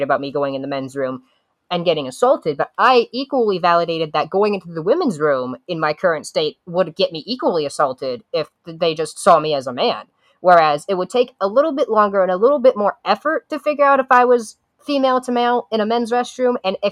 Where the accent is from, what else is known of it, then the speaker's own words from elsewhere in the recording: Columbus, Ohio, United States; I'm from Columbus, Central Ohio